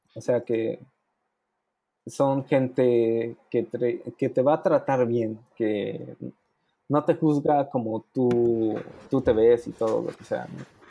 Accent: Puebla, Mexico; moved away as an adult; now in United States; yo soy de Puebla. Este, yo siempre he trabajado en Puebla

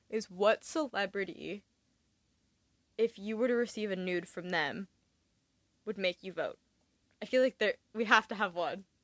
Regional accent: Augusta, Maine, United States; I had my Maine ID and the woman starts talking to me about Maine and I was like, "Oh yeah, like I'm from Augusta."

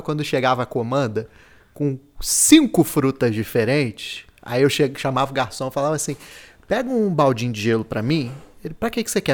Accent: Brazil; Aí eu falei que era do, do Brasil

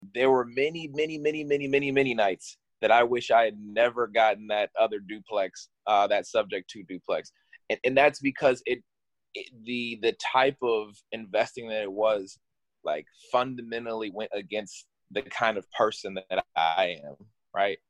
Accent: Ohio, United States; moved away as an adult; now in Washington, DC, United States; I grew up here in Ohio. Actually, not here because uh, I left Ohio just about two weeks ago. Uh, just moved out here to DC

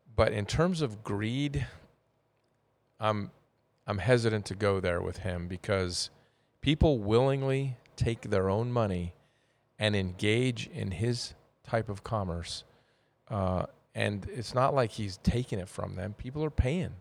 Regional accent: United States; being American

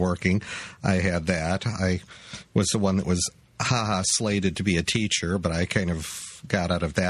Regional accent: New Mexico, United States; Growing up in New Mexico

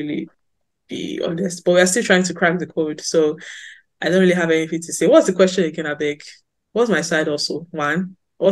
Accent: Sapele, Delta, Nigeria; I'm actually sapele babe to the core

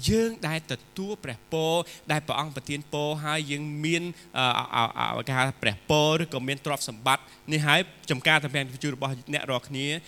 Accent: Cambodia

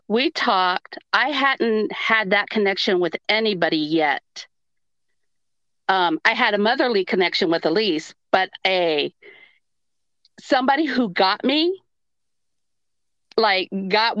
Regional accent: California, United States; And I'm a real transplant. I came all the way from California.

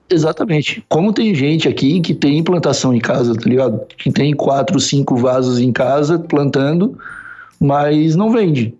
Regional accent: South Region, Brazil; moved away as an adult; also born or lived in São Paulo / Osasco; now in Lisbon, Portugal; do sul do Brasil.

